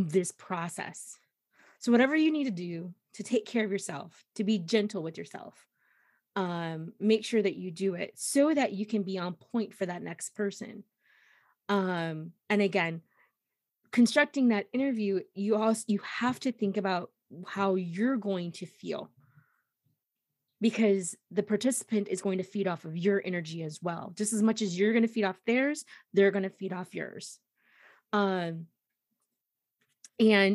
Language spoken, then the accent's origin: English; the South, United States; I'm from the South